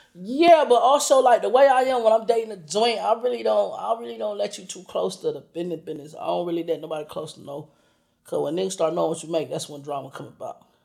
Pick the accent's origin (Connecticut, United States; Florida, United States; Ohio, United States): Florida, United States; Orlando; I'm from Orlando.